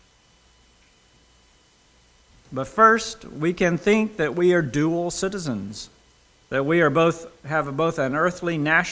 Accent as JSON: {"language": "English", "country": "United States", "also_born_or_lived": "United Kingdom"}